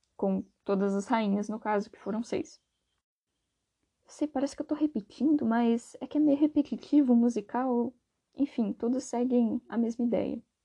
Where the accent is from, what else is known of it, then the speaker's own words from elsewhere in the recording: Brazil; aqui no Brasil